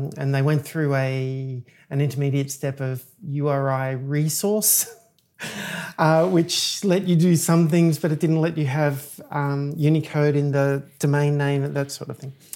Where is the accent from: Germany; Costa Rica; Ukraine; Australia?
Australia; moved away as an adult; also born or lived in Chicago, United States; now in United States; I'm an Australian software engineer. I moved to the United States twelve, sorry, um, seventeen years ago.